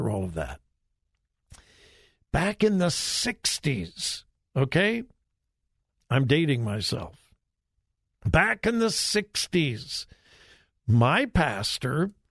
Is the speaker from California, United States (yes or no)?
yes; Southern California, United States; also born or lived in Lynwood, California; I grew up in Southern California, wonderful Christian parents, grew up in a solid Bible-believing church